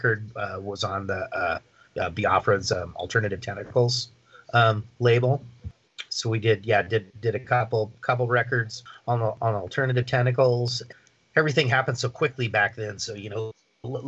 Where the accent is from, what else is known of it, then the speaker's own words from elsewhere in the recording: Seattle, Washington, United States; I'm from Seattle